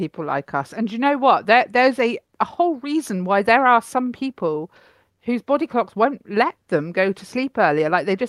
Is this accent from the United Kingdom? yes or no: yes; United Kingdom; We're allowed to be, we're British.